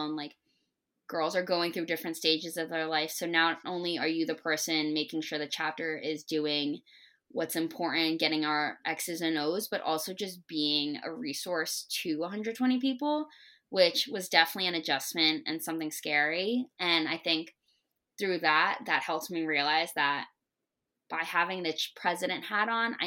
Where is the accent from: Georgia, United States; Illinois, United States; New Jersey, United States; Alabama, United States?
New Jersey, United States; East Brunswick; moved away as an adult; also born or lived in Hamden, Connecticut; I'm from East Brunswick, New Jersey. I love being from Jersey.